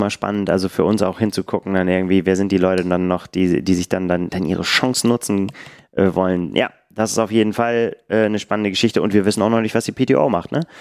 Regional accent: Bremen, Germany; ich werde den Marathon Bremen laufen, weil ich einfach, ne, meine Heimatstadt.

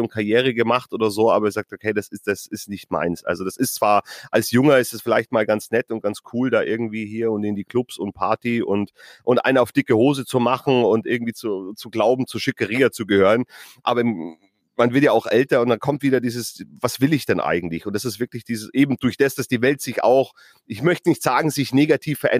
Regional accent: Bavaria, Germany; ich komme aus Bayern, ich komme vom Land, äh, ich habe meine Ferien immer auf dem Campingplatz verbracht.

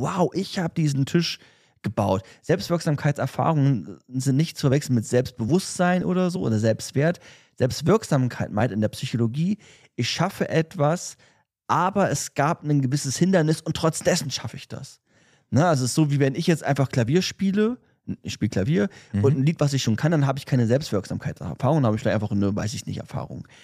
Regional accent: Germany; wir als Deutsche, die jetzt in Deutschland leben

